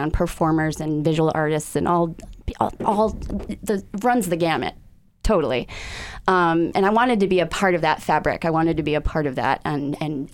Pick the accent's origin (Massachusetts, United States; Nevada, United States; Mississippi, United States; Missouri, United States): Massachusetts, United States; Needham; also born or lived in Amherst, Massachusetts / Northampton, Massachusetts; I grew up outside of Boston in a suburb named Needham, Massachusetts